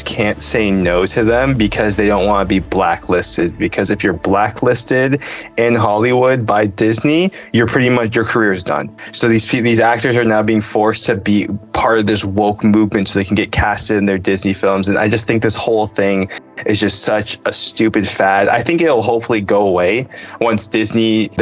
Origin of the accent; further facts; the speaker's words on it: Canada; I told people I was from Canada